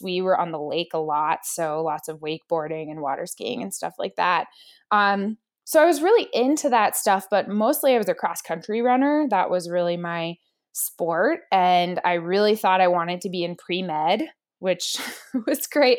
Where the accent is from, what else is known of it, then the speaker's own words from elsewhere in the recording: Pittsburgh, Pennsylvania, United States; now in Whitefish, United States; I was born in Pittsburgh, Pennsylvania. a city girl. I actually ended up, I grew up there, I went to college at Pitt